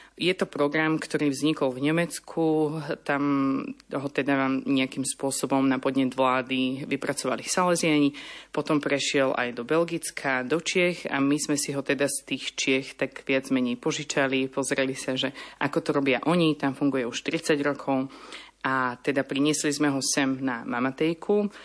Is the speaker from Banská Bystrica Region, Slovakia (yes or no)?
no; Trnava, Trnava Region, Slovakia; now in Bratislava, Slovakia; od malička som vyrastala v salesianskom prostredí. Som z Trnavy a vlastne mm, náš dom susedí so salesianským strediskom